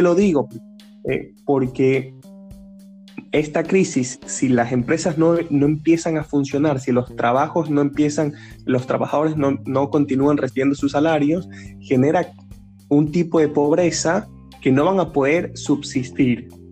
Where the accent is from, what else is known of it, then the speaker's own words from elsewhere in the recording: Ecuador; en Ecuador, que es mi país de origen